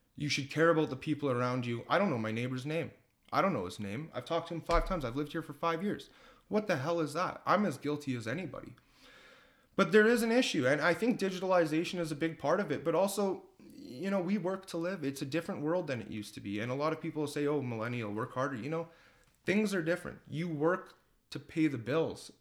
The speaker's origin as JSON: {"language": "English", "town": "Leduc", "region": "Alberta", "country": "Canada", "tie": "born or raised there", "said": "I'm a lifelong Ledoux resident"}